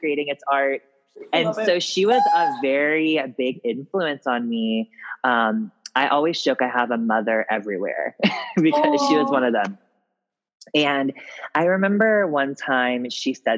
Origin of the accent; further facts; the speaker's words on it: Ripley, Ohio, United States; also born or lived in Cincinnati, Ohio; I'm from a little town called Ripley, Ohio, which is like actually a really historical town